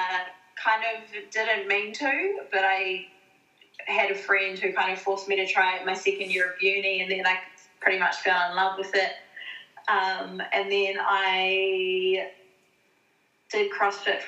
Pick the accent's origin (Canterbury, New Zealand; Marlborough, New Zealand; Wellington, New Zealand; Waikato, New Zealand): Marlborough, New Zealand; Blenheim; also born or lived in Christchurch, New Zealand / Auckland, New Zealand; now in Tasmania, Australia; I'm from Blenheim, so top of the South Island